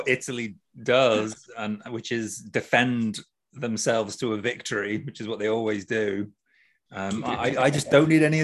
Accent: United Kingdom; now in Japan; I'm British

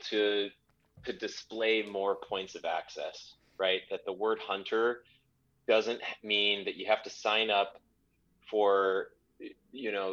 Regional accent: Dallas, Texas, United States; moved away as an adult; also born or lived in Los Angeles / Tanzania; now in Livingston, United States; moved back to Dallas, my hometown

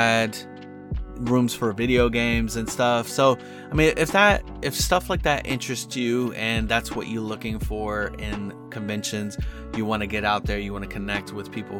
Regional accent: South Florida, United States; I'm from South Florida

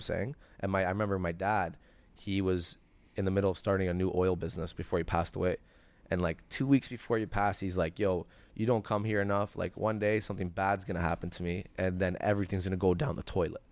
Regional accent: Toronto, Ontario, Canada; also born or lived in Richmond Hill, Ontario; I grew up in Etobicoke, so Sherway was my mall.

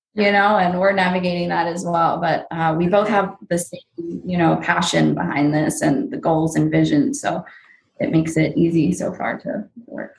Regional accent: New Jersey, United States; also born or lived in Pennsylvania / Orlando, Florida; now in Las Vegas, United States; I'm originally from New Jersey and Pennsylvania

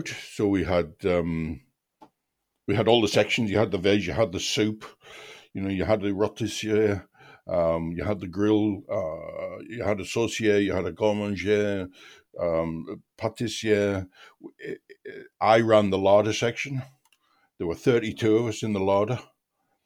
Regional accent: Seaham, North East England, United Kingdom; I'm from a seaside town, actually, in County Durham, a place called Seaham

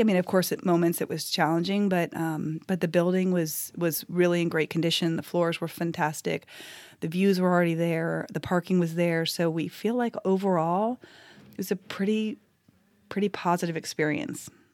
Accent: California, United States; moved away as an adult; now in Nashville, United States; I'm originally from California. My husband and I moved here just about seven years ago

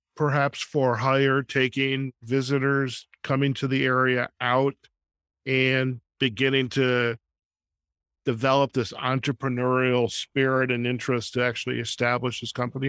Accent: Chicago, Illinois, United States; now in Las Vegas, United States; I'm originally from Chicago as well, and I'm here out in Las Vegas

